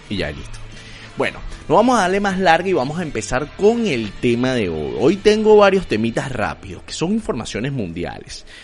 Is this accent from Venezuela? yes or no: yes; Venezuela; moved away; También a todos los venezolanos a vivir por haber, porque yo soy venezolano, luso descendiente, y van a poder vacilar de la misma manera. Este es un podcast para el mundo.